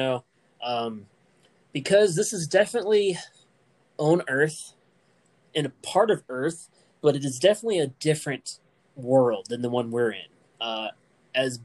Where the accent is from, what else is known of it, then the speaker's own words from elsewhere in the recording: United States; I'm not a British person, you know, I'm American